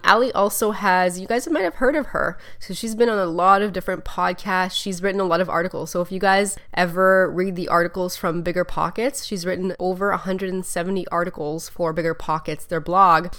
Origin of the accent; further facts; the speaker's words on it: Canada; I'm from Canada